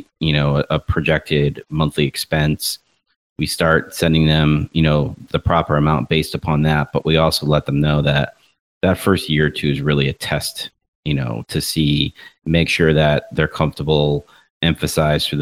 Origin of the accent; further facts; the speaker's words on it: Rochester, New York, United States; moved away; I was up north in my hometown of Rochester, New York for a week for family reunion